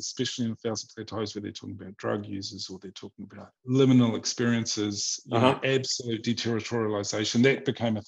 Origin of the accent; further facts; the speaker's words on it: New Zealand; moved away as an adult; also born or lived in Australia; now in Vienna, Austria; I come from New Zealand, which is like, at least when I grew up in the 80s and the early 90s, it was like, there was nothing there